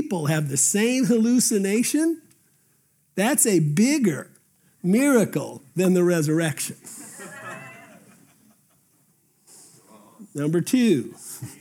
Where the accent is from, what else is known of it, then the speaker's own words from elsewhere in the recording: Albuquerque, New Mexico, United States; as a junior in high school in Albuquerque, New Mexico